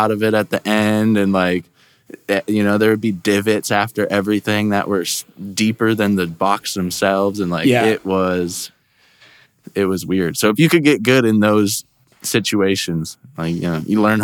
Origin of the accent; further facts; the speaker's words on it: Lakeville, Minnesota, United States; moved away as an adult; also born or lived in Colorado / Denver, Colorado; now in Mustang, Oklahoma, United States; I grew up in Minnesota, kind of Lakeville, in between Lakeville and Prior Lake area, and then I moved to Colorado when I was 19.